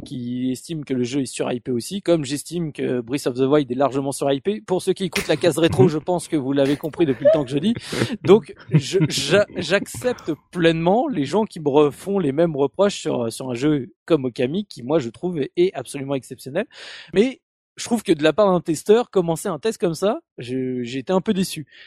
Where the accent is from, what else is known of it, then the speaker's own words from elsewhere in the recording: France; chez nous en France